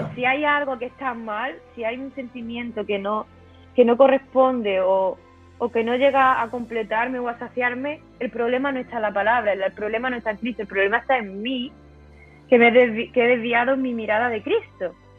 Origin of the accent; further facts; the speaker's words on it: southern Spain, Spain; moved away as an adult; now in Córdoba, Spain; yo soy del, para que me entendáis, del sur de España, pero yo vivía en, otra, en otra ciudad diferente.